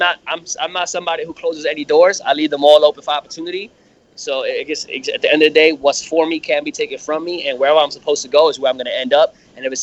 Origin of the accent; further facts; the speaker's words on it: New York City, New York, United States; moved away as an adult; also born or lived in Patchogue, Long Island / California; I'm from New York, born and raised in Brooklyn, 17 years.